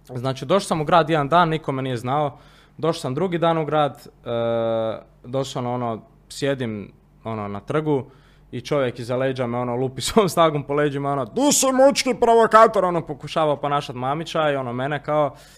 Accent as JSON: {"language": "Croatian", "town": "Zagreb", "region": "City of Zagreb", "country": "Croatia", "said": "kod nas u Zagrebu"}